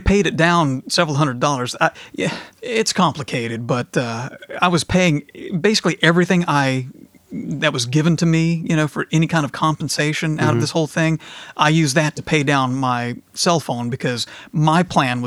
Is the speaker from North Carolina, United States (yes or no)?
yes; North Carolina, United States; I'm from the South